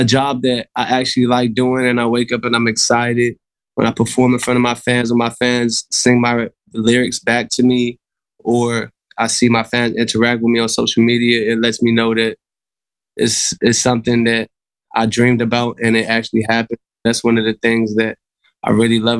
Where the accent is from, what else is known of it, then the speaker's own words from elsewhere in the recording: Maryland, United States; now in Los Angeles, United States; I'm from Maryland